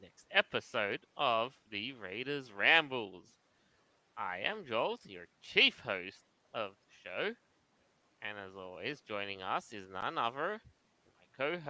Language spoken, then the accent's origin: English; Australia; we down here have celebrated our national holiday. Australia Day.